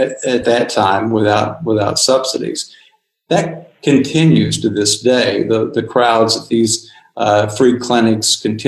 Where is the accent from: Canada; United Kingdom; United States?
United States; Tennessee; moved away; where I grew up in Tennessee